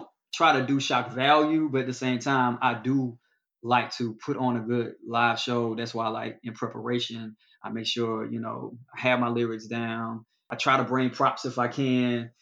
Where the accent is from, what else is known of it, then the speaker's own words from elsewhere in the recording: the South, Alabama, United States; I'm from the South and I'm a quote lyrical rapper